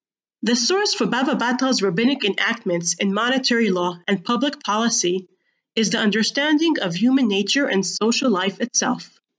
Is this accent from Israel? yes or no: yes; Gush Etzion, West Bank, Israel; Growing up in Gush Etzion, I used to commute daily to Jerusalem, driving through the security checkpoint alongside the West Bank Wall.